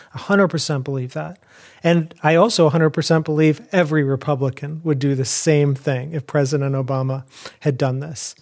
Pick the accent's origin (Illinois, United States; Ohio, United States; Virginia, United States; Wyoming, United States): Illinois, United States; Chicago; I grew up in Chicago.